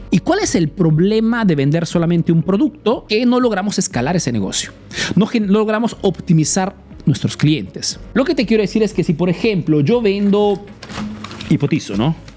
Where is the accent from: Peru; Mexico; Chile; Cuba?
Peru; now in Italy